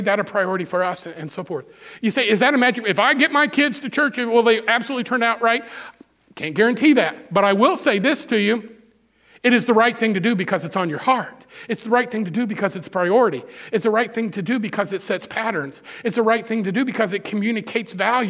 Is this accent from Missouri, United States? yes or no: yes; Missouri, United States; I grew up in Missouri 60 years ago